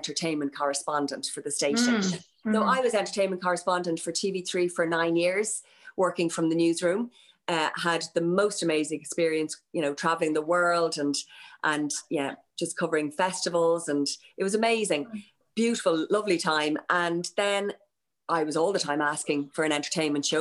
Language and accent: English; Dublin, Leinster, Ireland; accent: Dort accent; I'm from Rathfarnham, from the Dublin Mountains